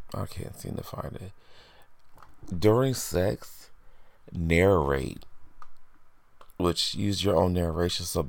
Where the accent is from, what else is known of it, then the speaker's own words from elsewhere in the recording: Indiana, United States; now in New York, United States; I'm originally from Indiana, and I've been living in New York for over 10 years now